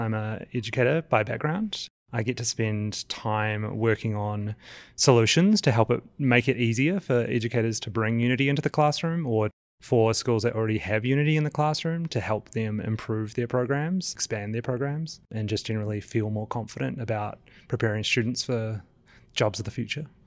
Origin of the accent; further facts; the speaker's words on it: New Zealand; now in Austin, United States; I'm from New Zealand. You might tell I've got a funny accent, but I am based out of Austin, Texas